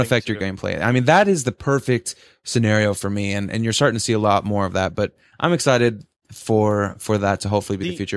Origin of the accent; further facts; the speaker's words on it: United States; we're we're from America